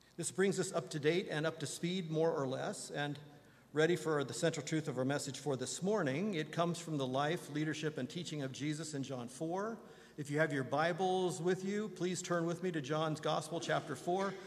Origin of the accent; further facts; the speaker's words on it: Indiana, United States; moved away; my beloved home state of Indiana